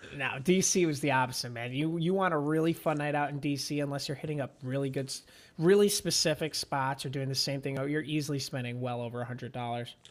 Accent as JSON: {"language": "English", "town": "Manahawkin", "region": "New Jersey", "country": "United States", "tie": "born or raised there", "also_born_or_lived": "Washington, D.C.", "moved": "as an adult", "said": "I'm from Jersey"}